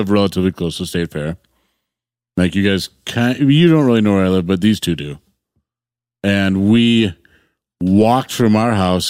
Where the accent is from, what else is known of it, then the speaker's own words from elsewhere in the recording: Wisconsin, United States; we're from Wisconsin.